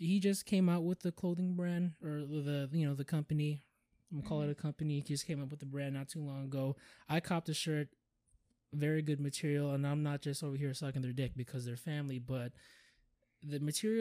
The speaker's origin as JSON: {"language": "English", "region": "Hawaii", "country": "United States", "tie": "born or raised there", "said": "I was born in Hawaii"}